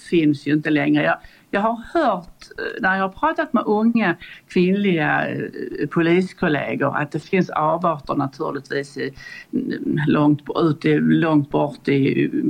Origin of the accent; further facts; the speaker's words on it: Borby, Sweden; Jag kom från landet och jag kom direkt i princip från Borby.